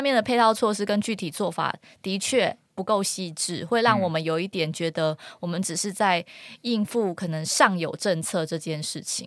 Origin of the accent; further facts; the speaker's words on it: Kinmen County, Taiwan; first language Hokkien (Minnan); Chinese is a second language; 我是金门人